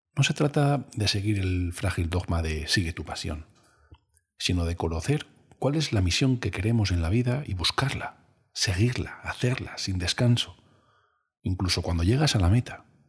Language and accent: Spanish; Cáceres, Extremadura, Spain; yo soy de Cáceres